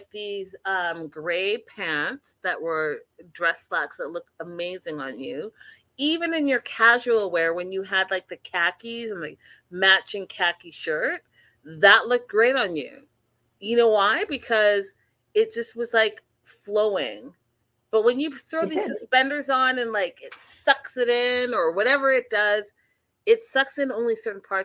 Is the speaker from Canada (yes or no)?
yes; Canada; I'm Canadian